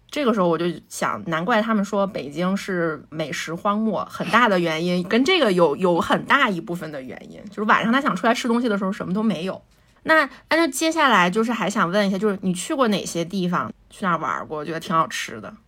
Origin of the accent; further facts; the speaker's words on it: northern China, China; 我作为一个北方人